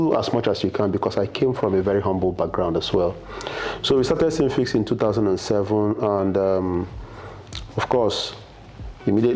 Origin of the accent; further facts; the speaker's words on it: Nsukka, Enugu State, Nigeria; moved away as an adult; now in Lagos, Nigeria; I grew up, I was born in Nsukka, in UNN actually. So I grew up in the university environment, primary, secondary school, university